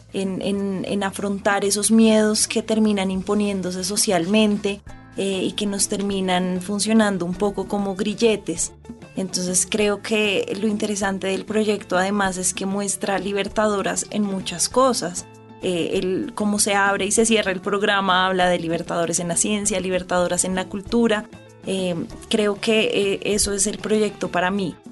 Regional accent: Bogotá, Colombia; yo crecí todo el tiempo en Bogotá

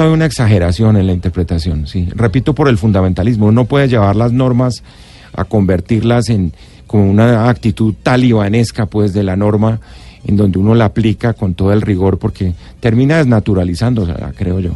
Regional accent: Bogotá, Colombia; Yo soy bogotano

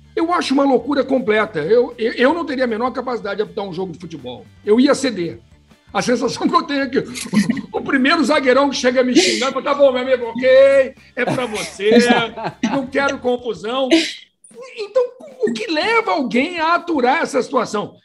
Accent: Brasília, Federal District, Brazil; Eu sou de Brasília, quando eu cresci em Brasília

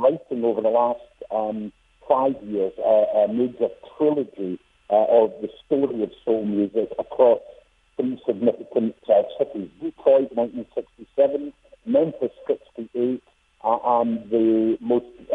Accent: Scotland, United Kingdom; I was a child growing up in Scotland, where I'm from

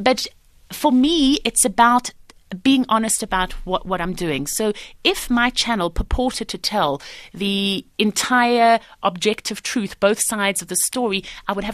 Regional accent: Johannesburg, Gauteng, South Africa; moved away as an adult; I grew up in Highlands North

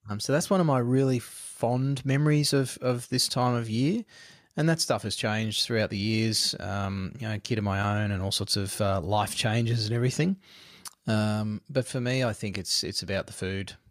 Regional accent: Queensland, Australia; growing up in Queensland, was um, where we lived

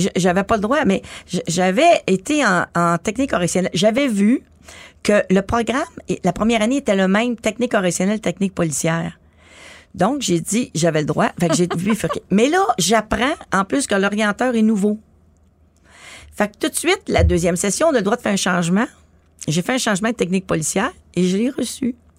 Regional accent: Montreal, Quebec, Canada; j'habitais à Montréal-Nord, c'était un gros boulevard euh, où j'habitais tout près

